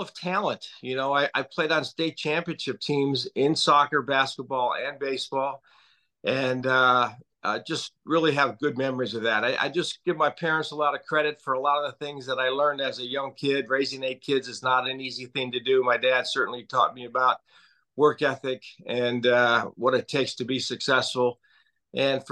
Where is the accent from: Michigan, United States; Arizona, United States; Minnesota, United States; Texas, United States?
Minnesota, United States; St. Paul; I did grow up in a large family in St. Paul